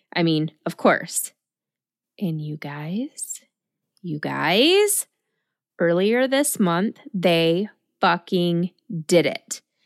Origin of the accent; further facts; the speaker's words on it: Lansing, Michigan, United States; Ingham County is where my hometown of Lansing is located.